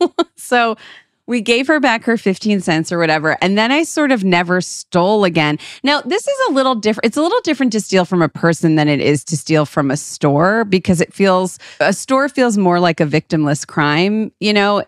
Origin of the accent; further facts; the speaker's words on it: Moreland Hills, Ohio, United States; We're from Moreland Hills, Ohio